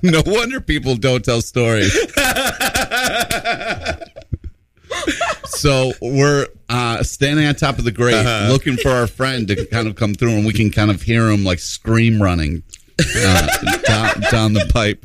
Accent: Rochester, New York, United States; When I was a little kid, I grew up in Rochester, New York.

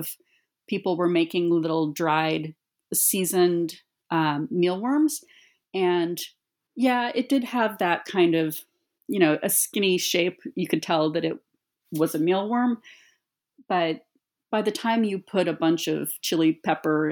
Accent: United States; growing up as an American woman

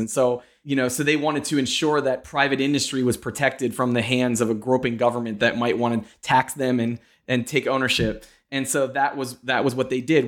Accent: Pennsylvania, United States; moved away; I'm from Pennsylvania

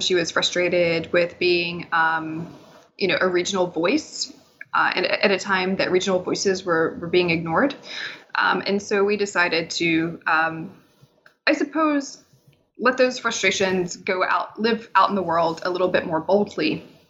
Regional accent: Tennessee, United States; I'm from East Tennessee, which is, I like to say that I'm from Dolly Parton country, so that helps people place me in the world. I've lived in Appalachia almost my entire life.

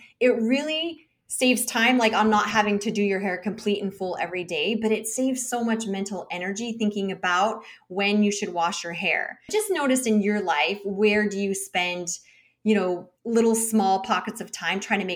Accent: United States; as an American

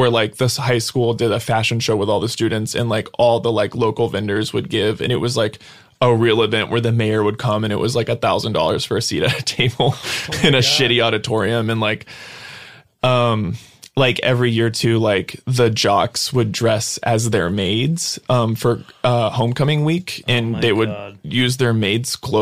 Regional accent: Brownsville, Texas, United States; I grew up in Brownsville, which is the border at the very bottom

